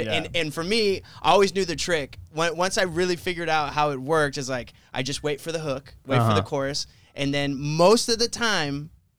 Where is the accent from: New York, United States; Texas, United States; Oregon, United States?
Texas, United States; Brownsville; I wasn't born there, but I grew up there.